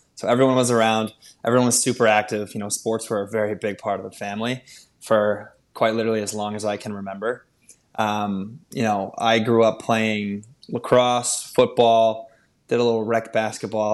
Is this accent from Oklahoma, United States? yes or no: no; Wilton, Connecticut, United States; I grew up in Wilton, Connecticut.